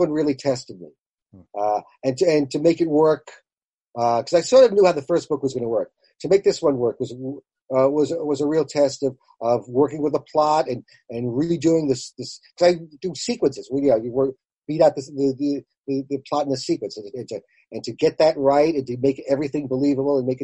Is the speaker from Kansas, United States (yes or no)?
no; Long Island, New York, United States; I grew up on Long Island, so a lot of theater